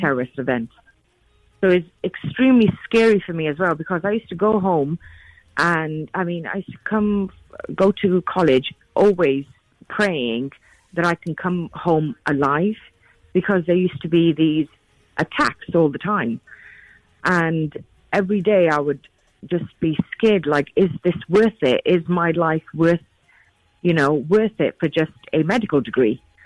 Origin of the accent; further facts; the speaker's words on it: United Kingdom; being a British Asian female